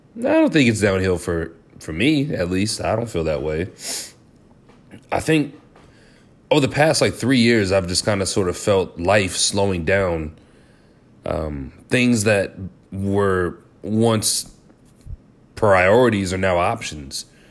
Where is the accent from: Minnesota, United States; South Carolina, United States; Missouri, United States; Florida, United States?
Missouri, United States; Kansas City; I was from Kansas City